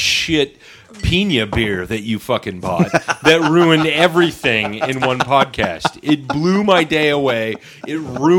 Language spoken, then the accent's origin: English; Skagit County, Washington, United States; I grew up in Skagit County.